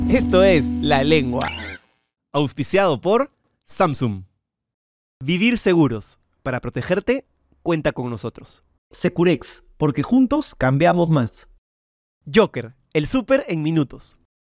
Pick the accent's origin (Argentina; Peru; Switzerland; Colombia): Peru